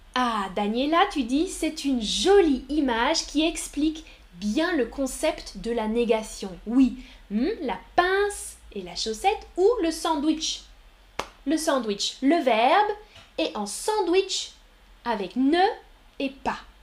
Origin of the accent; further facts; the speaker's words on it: France; je suis une femme, je suis française.